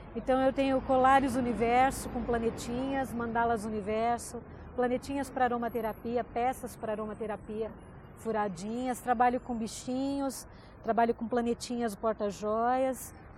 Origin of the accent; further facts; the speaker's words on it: São Paulo, Brazil; Eu tenho 47 anos, sou de São Paulo